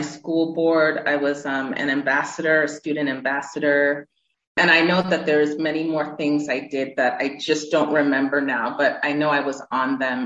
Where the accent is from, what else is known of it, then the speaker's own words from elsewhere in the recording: Massachusetts, United States; moved away as an adult; also born or lived in Houston, Texas / Worcester, Massachusetts / California; now in Nigeria; I grew up in Massachusetts. That's where I spent, I would say, my formative years